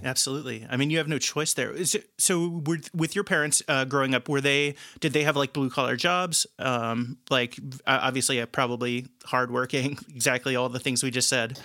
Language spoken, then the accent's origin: English; Dearborn County, Indiana, United States; moved away as an adult; now in Chicago, United States; I was born in Dearborn County Hospital um, and grew up about 20 minutes away from Lawrenceburg my most of my entire life